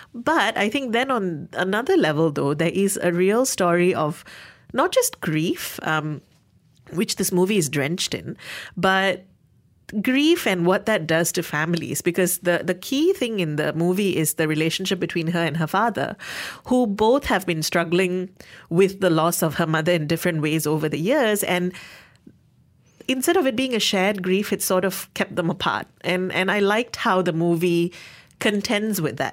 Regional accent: Malaysia; Being Malaysian

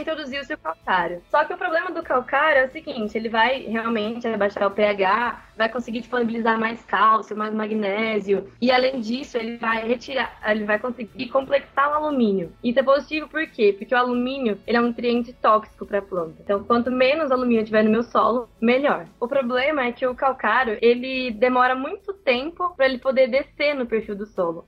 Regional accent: Piumhi, Minas Gerais, Brazil; moved away as an adult; sou de, de Piuí, interior de Minas Gerais

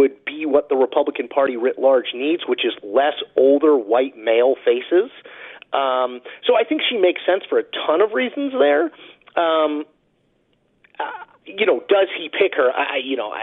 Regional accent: Connecticut, United States; my home state of Connecticut.

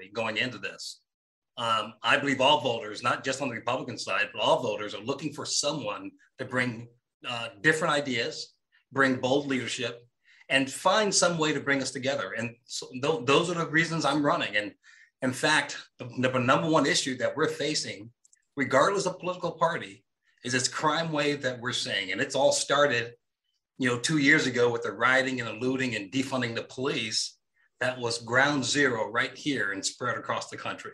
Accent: New York City, New York, United States; now in Minnesota, United States; I grew up in Harlem, New York, part of my childhood

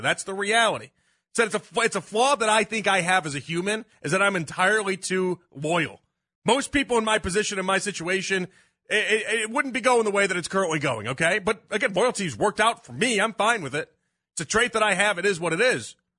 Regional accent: Chicago, Illinois, United States; now in Cleveland, United States; my hometown in Chicago growing up

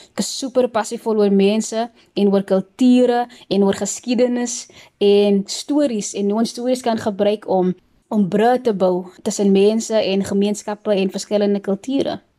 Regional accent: Worcester, Western Cape, South Africa; also born or lived in Pelican Park, Cape Town; now in Cape Town, South Africa; ek is van Woester. Um sommige mense sê dat Woester is meer as 'n plek as 'n atmosfeer en ek moet saamstem. Ek is super dankbaar dat ek in daai atmosfeer kon opgroei

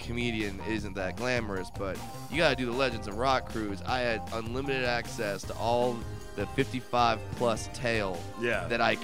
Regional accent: Southern California, United States; I'm from Southern California

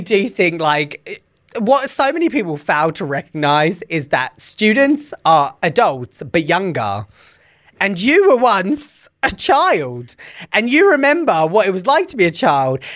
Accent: England, United Kingdom; moved away as an adult; now in United States; I'm from England

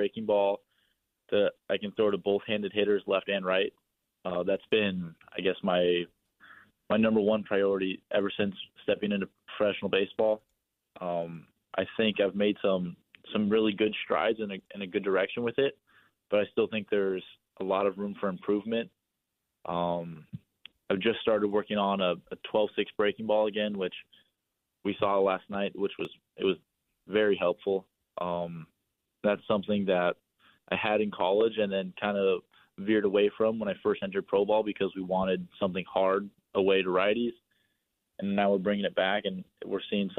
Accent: 35 minutes from Chavez Ravine, California, United States; moved away; I grew up 35 minutes from Chavez Ravine

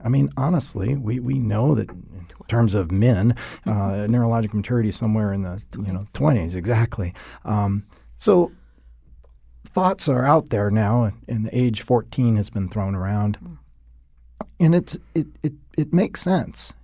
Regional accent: Minnesota, United States; I grew up and am raised in Minnesota

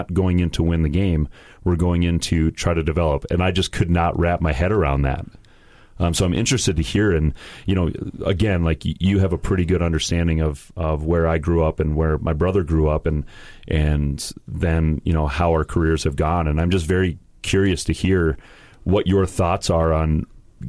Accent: Bloomington, Minnesota, United States; also born or lived in Faribault, Minnesota; I grew up in Bloomington, Jefferson, in Minnesota

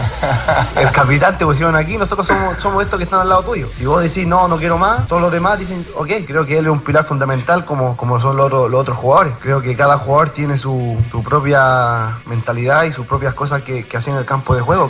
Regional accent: Chile; siendo chileno hay que, hay que remar 10 veces más siendo chileno

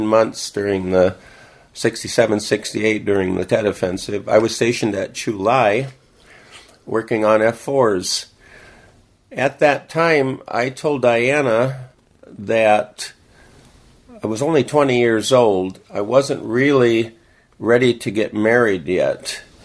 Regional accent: Turtle Lake, Wisconsin, United States; moved away as an adult; now in Salem, United States; I was born in Rice Lake, Wisconsin, and I attended school at Turtle Lake, Wisconsin. I graduated in 1964

